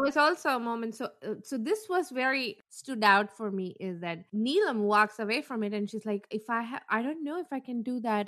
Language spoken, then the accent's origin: English; South India, India; I'm from South and we have a different kind of jewelry